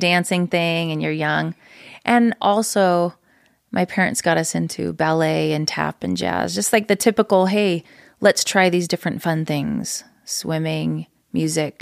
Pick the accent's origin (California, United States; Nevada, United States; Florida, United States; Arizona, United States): Nevada, United States; Reno; moved away as an adult; now in Utah, United States; From Reno, Nevada. So I was born and raised there.